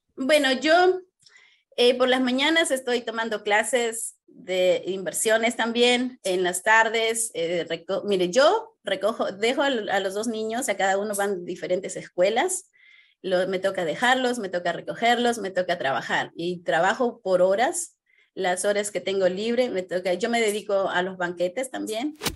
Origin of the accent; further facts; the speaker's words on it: Peru; moved away as an adult; soy de Perú